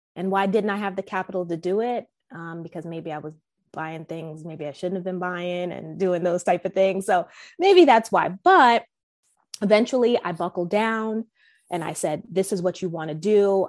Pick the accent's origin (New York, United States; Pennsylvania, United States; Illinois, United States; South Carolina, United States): New York, United States; I'm from originally from New York